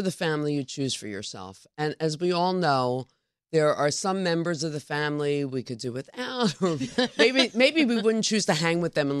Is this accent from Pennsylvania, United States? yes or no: yes; Philadelphia, Pennsylvania, United States; I mean, I'm originally from Philadelphia